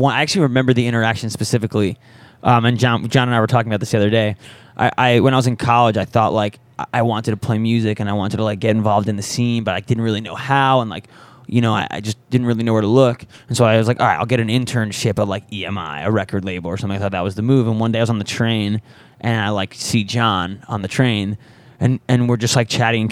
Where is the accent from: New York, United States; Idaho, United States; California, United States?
New York, United States; now in Los Angeles, United States; we're from New York, but we live in L.A.